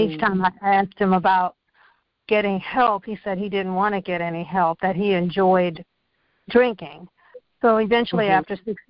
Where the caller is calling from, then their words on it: Virginia, United States; I'm calling from Virginia.